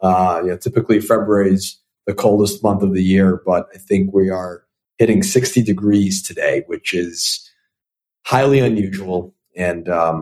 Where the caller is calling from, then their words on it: Boston, Massachusetts, United States; I'm calling in from Boston, Massachusetts.